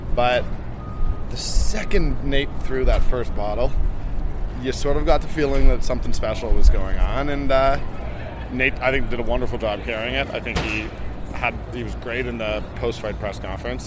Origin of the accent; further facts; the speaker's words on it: Toronto, Ontario, Canada; I'm I'm Canadian. I'm born and raised in Toronto